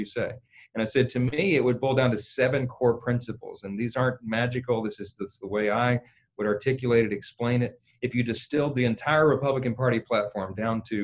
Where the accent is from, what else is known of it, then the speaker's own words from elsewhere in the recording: northern Louisiana, United States; I'm from Louisiana. I'm from the north part of the state, but we're a coastal state